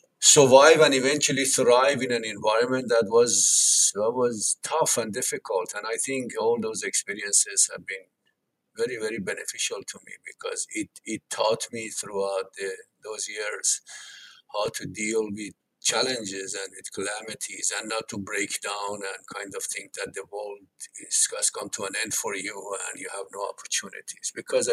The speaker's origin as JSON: {"language": "English", "town": "Tehran", "region": "Tehran Province", "country": "Iran", "tie": "born or raised there", "said": "They came from villages far away to the capital, Tehran, and they ended up having 10 children."}